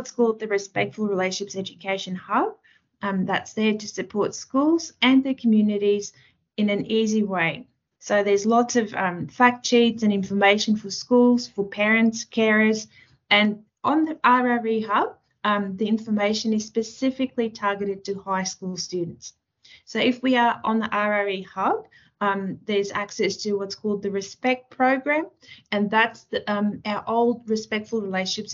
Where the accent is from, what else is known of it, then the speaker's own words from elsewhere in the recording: South Africa; moved away as an adult; also born or lived in Taiwan / Western Australia / Central Queensland; now in Australia; I grew up in South Africa and I've graduated my Bachelor of Arts degree there.